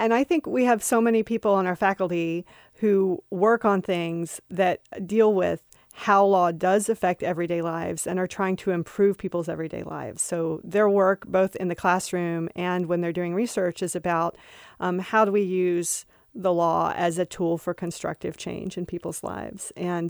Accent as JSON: {"language": "English", "region": "Kentucky", "country": "United States", "said": "You're a city girl, and I'm a hillbilly from the mountains of Kentucky."}